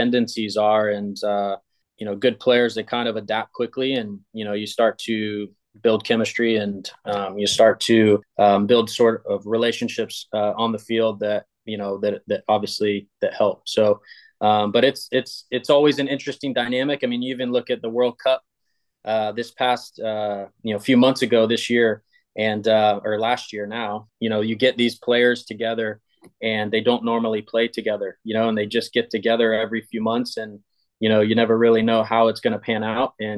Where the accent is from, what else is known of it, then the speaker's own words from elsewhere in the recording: Tampa, Florida, United States; also born or lived in Bradenton; I grew up in Tampa